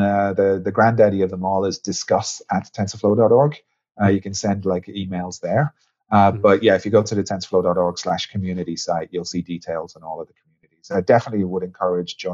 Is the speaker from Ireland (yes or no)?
yes; Ireland; moved away; you probably can hear it a little bit in my voice, although it's been a long time, but I'm actually Irish.